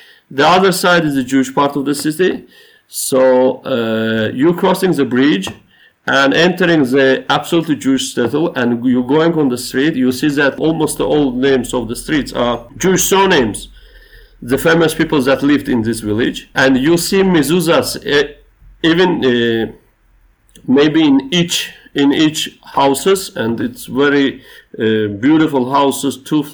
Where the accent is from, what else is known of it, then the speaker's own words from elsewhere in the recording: Baku, Azerbaijan; I was born in Baku, in Azerbaijan